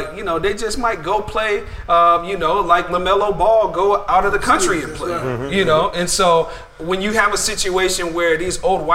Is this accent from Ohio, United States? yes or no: no; Denver, Colorado, United States; I'm from Denver